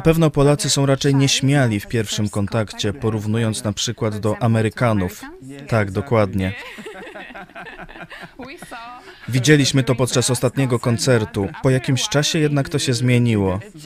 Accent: Côte d’Ivoire; Polish is a second language; moved away as an adult; also born or lived in New York, United States; now in Lublin, Poland; Urodziłem się w Stanach Zjednoczonych, ale dorastałem w wybrzeżu Kości Słoniowej. Do wieku 19 lat żyłem tam.

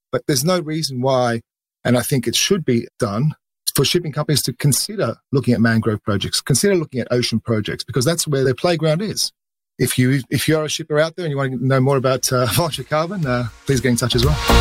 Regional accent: Australia; accent: Australian; moved away; You can hear from my accent, I'm Australian. I started off my career in the Australian markets.

